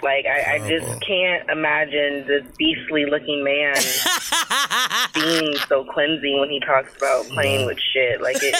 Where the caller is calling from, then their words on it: Minnesota, United States; I'm calling from Minnesota.